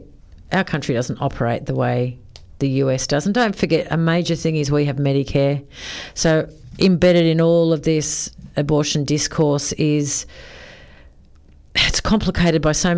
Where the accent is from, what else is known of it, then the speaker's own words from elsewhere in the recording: Sydney, New South Wales, Australia; I grew up in Sydney